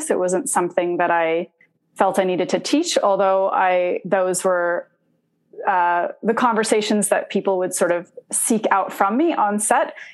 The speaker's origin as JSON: {"language": "English", "country": "Indonesia", "tie": "born or raised there", "said": "I myself am not Arabic. I'm Italian. Um, I was born in Indonesia, and uh, we lived in Indonesia because my parents were part of a spiritual community."}